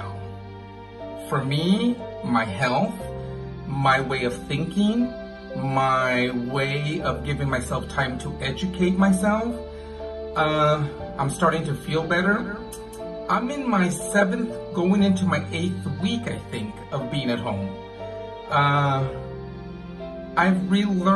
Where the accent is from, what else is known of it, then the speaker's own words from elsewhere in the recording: San Antonio, Texas, United States; now in Belgium; my hometown in San Antonio, Texas